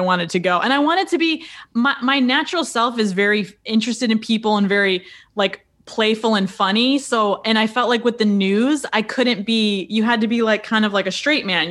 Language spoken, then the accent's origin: English; a little town south of Rochester, Western New York State, United States; moved away as an adult; also born or lived in Buffalo, New York; now in New York City, United States; I'm from Western New York State, uh, a little town uh, south of Rochester